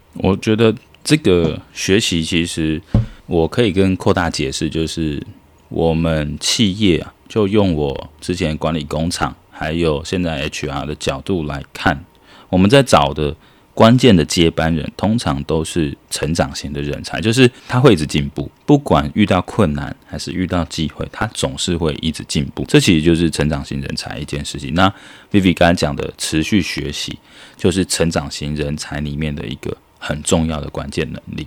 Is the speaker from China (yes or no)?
no; Taiwan; now in Vietnam; 我们的台湾人的这个业务能力确实比较强